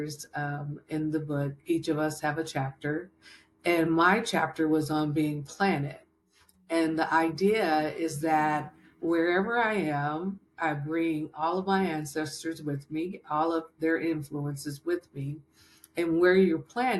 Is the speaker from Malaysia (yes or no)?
no; Berkeley, California, United States; I grew up in Berkeley, California